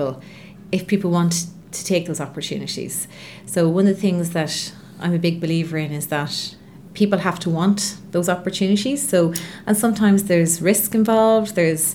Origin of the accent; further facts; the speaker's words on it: Longford, Leinster, Ireland; now in Dublin, Ireland; So I was born in Longford, so I'm from the Midlands, and I am one of eight children